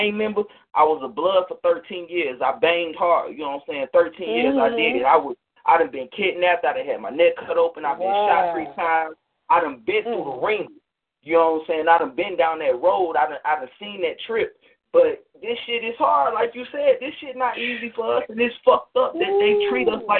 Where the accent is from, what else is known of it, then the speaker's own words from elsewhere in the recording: Detroit, Michigan, United States; now in Georgia, United States; I'm calling from Georgia. I'm from Detroit